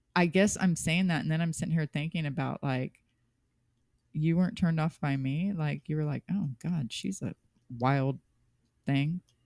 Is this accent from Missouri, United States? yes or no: yes; Kansas City, Missouri, United States; I was born and raised in Kansas City